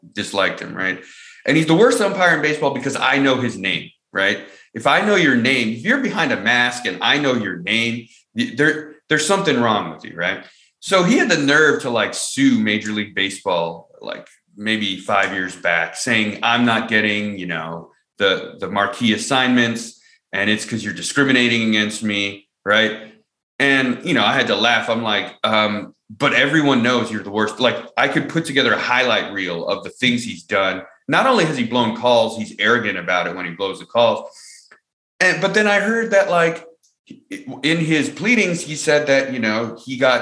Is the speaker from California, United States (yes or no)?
yes; California, United States; moved away; I'm from California